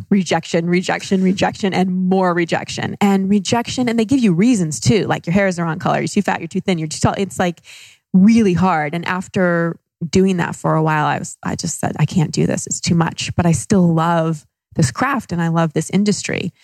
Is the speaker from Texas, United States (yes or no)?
yes; Dallas, Texas, United States; moved away as an adult; also born or lived in Los Angeles; now in Austin, United States; I grew up in Dallas